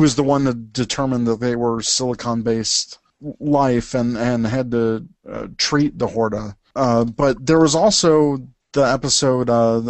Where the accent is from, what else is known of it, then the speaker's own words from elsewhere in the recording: the South, United States; I was born in the South.